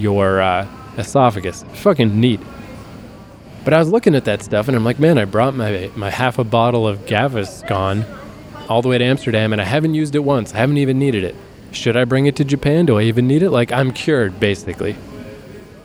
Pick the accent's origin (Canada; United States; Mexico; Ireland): Canada; Fredericton, New Brunswick; born or raised there